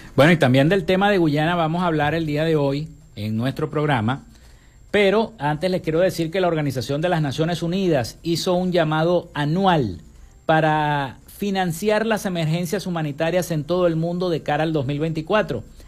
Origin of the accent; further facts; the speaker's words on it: Maracaibo, Zulia, Venezuela; acá en Maracaibo